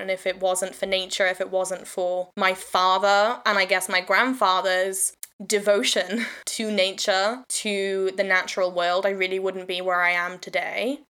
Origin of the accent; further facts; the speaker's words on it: Wales, United Kingdom; also born or lived in England; I'm Welsh